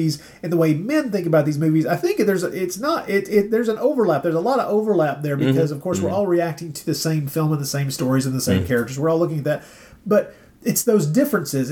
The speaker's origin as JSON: {"language": "English", "region": "Tennessee", "country": "United States", "tie": "born or raised there", "said": "we grew up in Tennessee"}